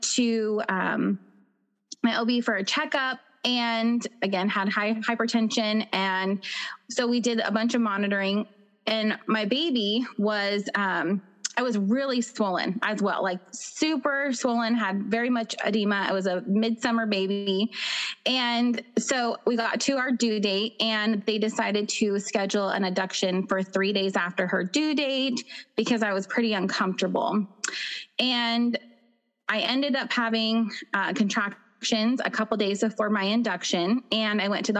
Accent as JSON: {"language": "English", "area": "Pacific Northwest", "region": "Washington", "country": "United States", "said": "I'm from the Pacific Northwest. So in Washington State"}